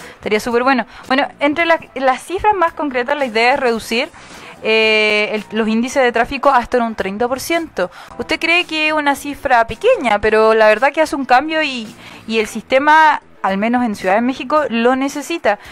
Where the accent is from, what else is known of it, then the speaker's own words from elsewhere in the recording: Arica, Arica y Parinacota, Chile; yo soy de Arica